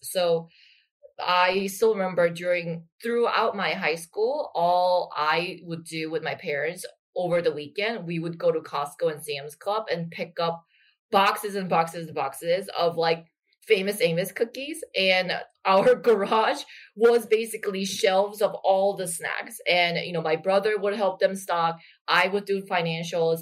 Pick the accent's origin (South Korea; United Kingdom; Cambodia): South Korea; Busan; I actually grew up in Busan